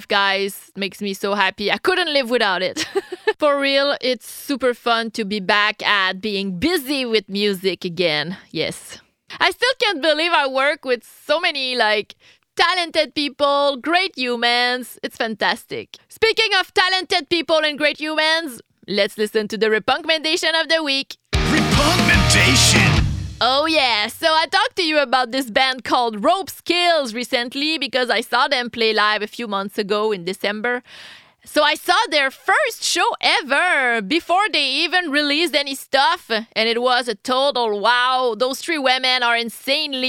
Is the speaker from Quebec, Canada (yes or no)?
yes; Quebec, Canada; English is a second language; I'm French Canadian